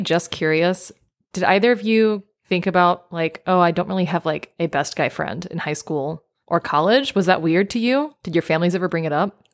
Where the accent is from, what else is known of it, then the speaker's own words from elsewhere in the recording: Memphis, Tennessee, United States; I'm from Memphis, Tennessee. but I've always lived in big cities